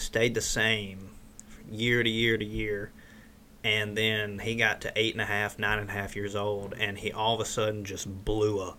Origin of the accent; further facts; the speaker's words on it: Mississippi, United States; in the South, we're from Mississippi.